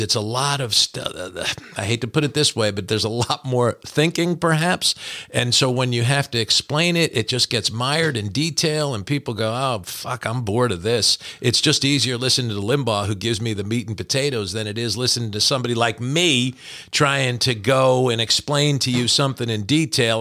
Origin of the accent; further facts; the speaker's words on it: New Jersey, United States; we're both from New Jersey